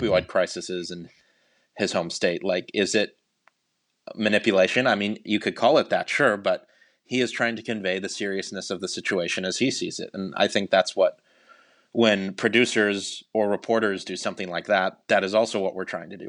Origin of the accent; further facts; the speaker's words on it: Cleveland, Ohio, United States; now in Washington, D.C., United States; I grew up in Cleveland, Ohio